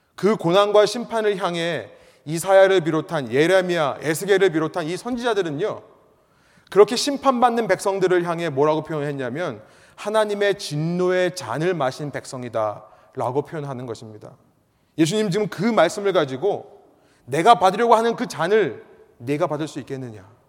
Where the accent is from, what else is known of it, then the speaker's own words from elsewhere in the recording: South Korea; first language Korean; now in United States; 나는 한국말이 편하고 나는 한국 사람인데 내가 어쩌다가 미국에 오게 됐을까